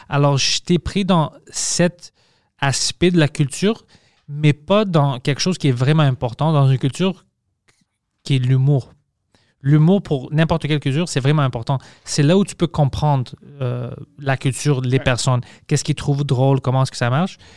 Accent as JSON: {"language": "French", "town": "Montreal", "region": "Quebec", "country": "Canada", "accent": "Montreal", "said": "Je, suis, je viens de Montréal, j'ai un accent montréalais."}